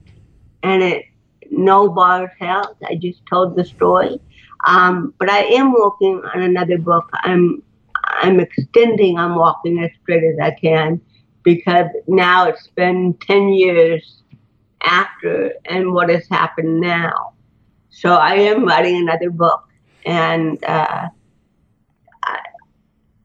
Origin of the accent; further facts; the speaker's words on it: Fullerton, California, United States; also born or lived in Buffalo / Lancaster / Garden Grove; we moved from Buffalo to Lancaster to Garden Grove to Fullerton, but I spent most of my childhood in Fullerton, probably 13 years without moving again